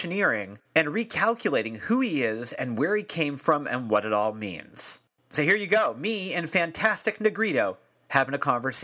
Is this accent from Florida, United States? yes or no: no; the Bay Area, California, United States; You and I we're the same age, and we grew up here in the Bay Area